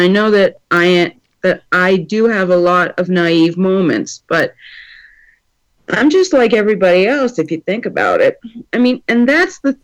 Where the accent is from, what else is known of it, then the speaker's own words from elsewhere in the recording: Manchester, United States; I'm from Manchester, Pennsylvania.